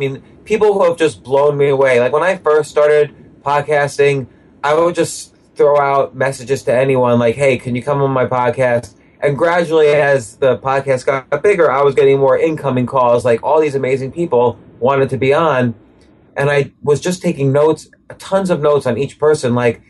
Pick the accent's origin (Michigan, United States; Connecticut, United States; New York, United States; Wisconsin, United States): New York, United States; New York City; You know, I grew up in and around New York City.